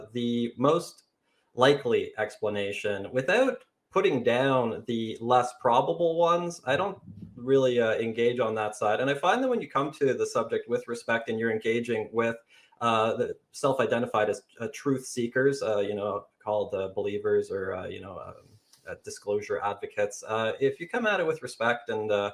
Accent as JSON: {"language": "English", "country": "Canada", "said": "I'm a Canadian"}